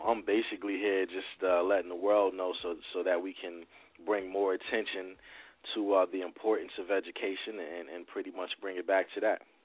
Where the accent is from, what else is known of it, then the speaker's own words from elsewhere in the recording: New Brunswick, New Jersey, United States; also born or lived in Willingboro, New Jersey; growing up in New Brunswick, right on Redmond Street